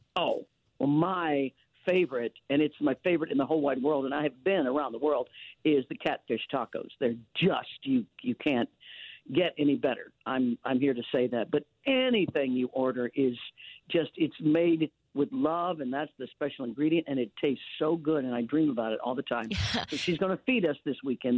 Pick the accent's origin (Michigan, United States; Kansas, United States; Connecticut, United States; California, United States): Kansas, United States; Leavenworth; now in Los Angeles, United States; I was born and raised in Leavenworth, Kansas